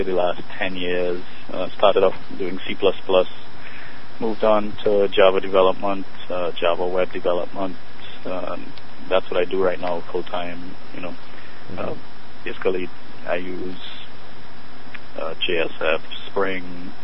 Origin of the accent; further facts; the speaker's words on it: Trinidad & Tobago; moved away; I'm originally from Trinidad